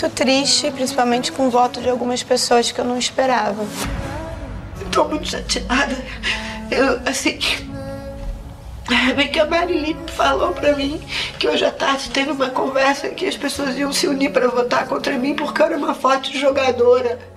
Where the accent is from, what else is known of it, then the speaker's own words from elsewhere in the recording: Cascais, Lisbon, Portugal; eu sou de Cascais.